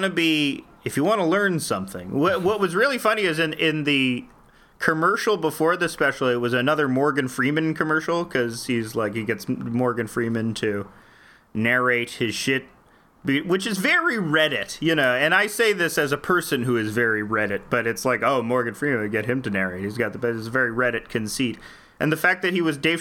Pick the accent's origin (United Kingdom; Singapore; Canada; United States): Canada; I'm Canadian